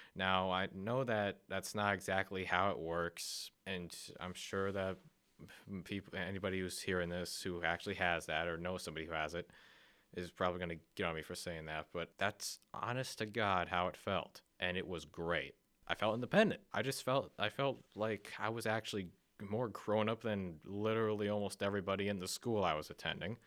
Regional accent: Akron, Ohio, United States; I was born and raised in Akron, Ohio

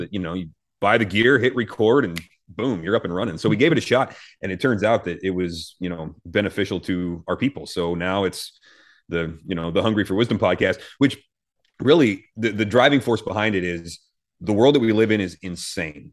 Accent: United States; as American Christians

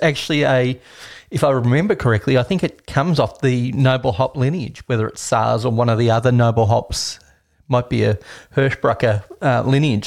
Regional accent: Australia; Me being Australian

